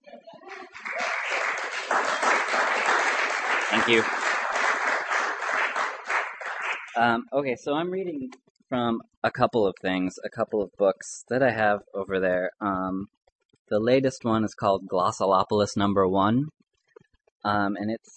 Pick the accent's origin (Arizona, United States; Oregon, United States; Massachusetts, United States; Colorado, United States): Arizona, United States; I grew up in Arizona